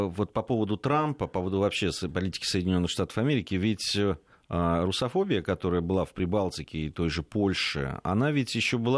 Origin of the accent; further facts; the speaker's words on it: Tbilisi, Georgia; moved away; also born or lived in Moscow; который так же, как и я, рос в Тбилиси, потом учился тоже в Московском университете, но на мехмате.